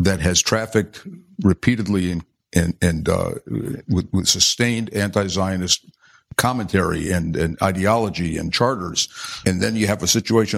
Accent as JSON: {"language": "English", "town": "Los Angeles", "region": "California", "country": "United States", "tie": "born or raised there", "said": "when I was 6 years old, growing up in Boyle Heights"}